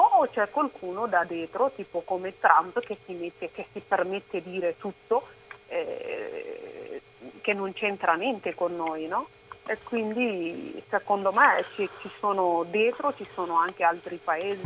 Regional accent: Oromia, Ethiopia; now in Italy; Io sono cresciuta, nata in Oromia

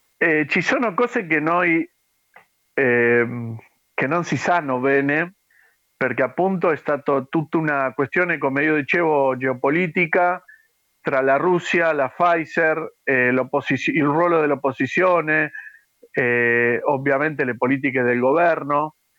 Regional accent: Argentina; Italian is a second language; also born or lived in Padua, Italy; quelli argentini, ma che siamo vissuti a Padova

